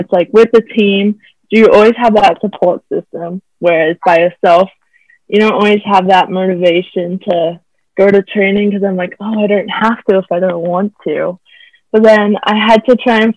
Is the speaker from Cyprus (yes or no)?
no; Australia; moved away as an adult; now in Bakersfield, United States; I am from Australia and I'm a swimmer at CSUB.